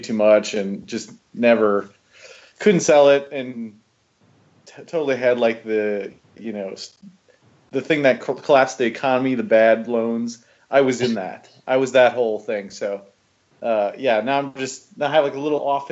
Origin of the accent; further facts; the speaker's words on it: Wausau, Wisconsin, United States; moved away as an adult; also born or lived in Eau Claire, Wisconsin / Minneapolis, Minnesota; now in Chicago, United States; I was born in Wausau, at the old Wausau Hospital, and then I grew up in Ringgold